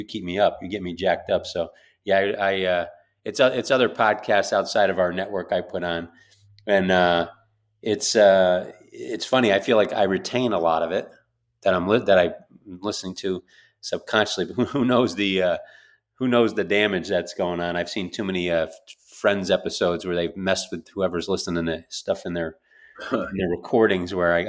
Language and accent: English; New York, United States; That's growing up in New York.